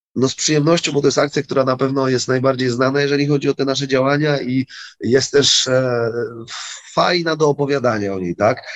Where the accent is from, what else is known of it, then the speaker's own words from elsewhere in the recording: Wrocław, Lower Silesian Voivodeship, Poland; jesteśmy z Wrocławia